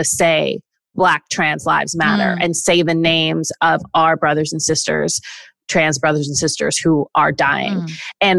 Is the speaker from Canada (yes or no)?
yes; Canada; I'm Canadian